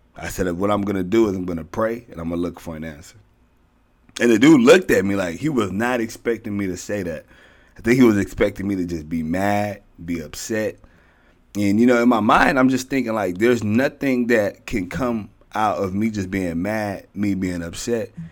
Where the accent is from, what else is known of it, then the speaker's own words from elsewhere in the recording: Houston, Texas, United States; I'm from Houston